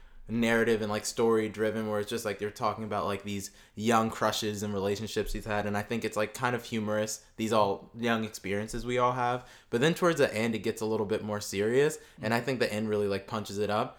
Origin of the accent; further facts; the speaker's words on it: Southern New Jersey, United States; I'm from Southern New Jersey.